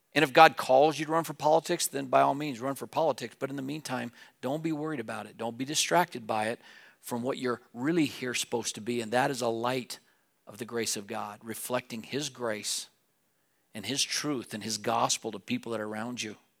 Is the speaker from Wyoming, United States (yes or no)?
yes; Wheatland, Wyoming, United States; moved away as an adult; now in Laramie, United States; I grew up in Wheatland, the mountains were west of me.